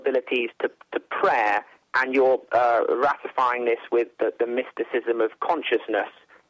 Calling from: England, United Kingdom; I'm calling from England, and I like listening to your channel here.

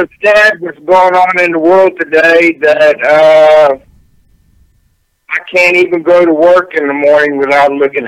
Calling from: Houston, Texas, United States; Houston, Texas.

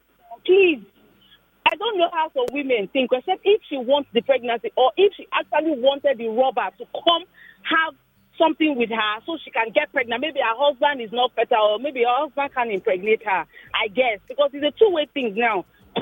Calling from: Lekki, Lagos, Nigeria; I'm calling from Lekki.

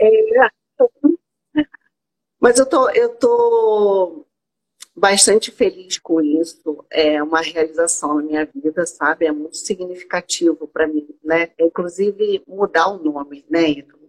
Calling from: Rio de Janeiro, Brazil; falo do Rio de Janeiro

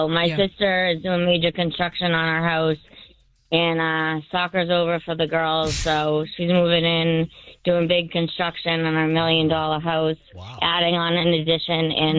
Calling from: Woburn, Massachusetts, United States; Hi, from Woburn.

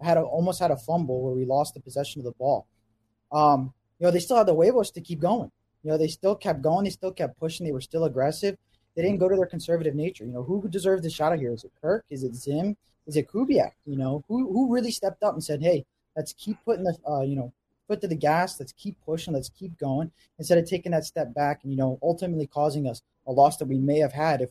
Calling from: southern New Jersey, United States; Calling from the East Coast in southern New Jersey.

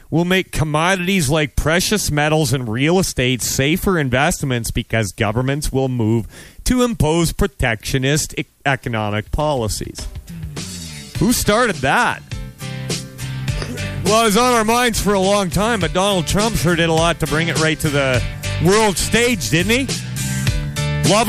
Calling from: Western Canada, Canada; So I'm, I'm broadcasting live from Western Canada here.

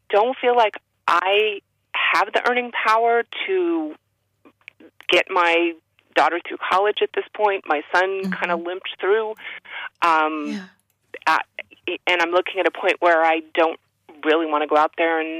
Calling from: Massachusetts, United States

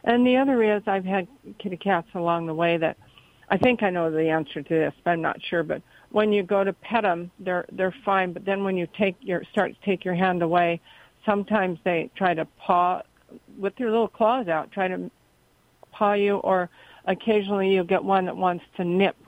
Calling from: Cottonwood, California, United States; Cottonwood, California.

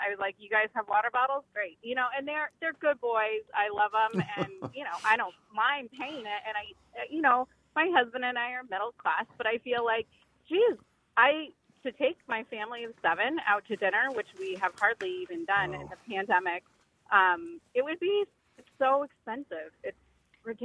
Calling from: Holden, Massachusetts, United States; Hi, I'm from Holden, Massachusetts.

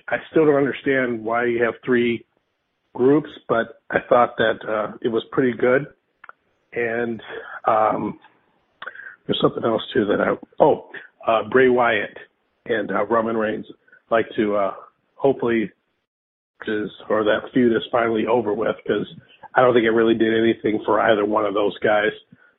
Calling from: Aurora, Illinois, United States; Yeah, this is … from Aurora.

